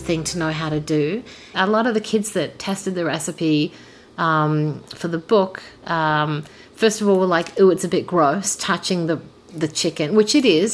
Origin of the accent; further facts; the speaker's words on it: Adelaide, South Australia, Australia; moved away as an adult; also born or lived in Brussels, Belgium / France; now in Toronto, Canada; I was born in Adelaide, in South Australia.